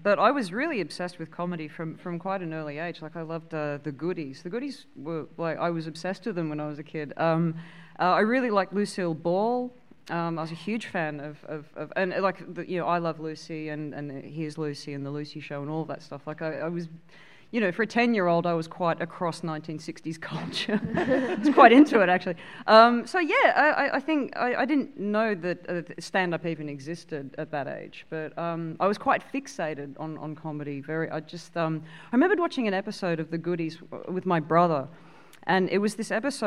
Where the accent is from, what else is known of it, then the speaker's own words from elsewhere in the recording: Australia; growing up in Australia, you know, like next to the beach